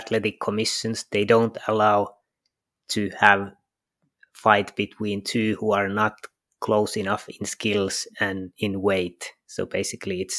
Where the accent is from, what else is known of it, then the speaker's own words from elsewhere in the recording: Finland; I'm from Finland